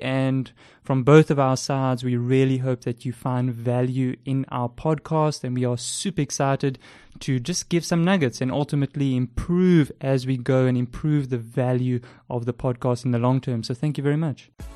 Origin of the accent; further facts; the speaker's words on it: Port Elizabeth, Eastern Cape, South Africa; accent: South African; As you can tell by my South African accent, I live in South Africa, uh, with my wife. I've been here, um, ever since I was born. We stay in the amazing city of Port Elizabeth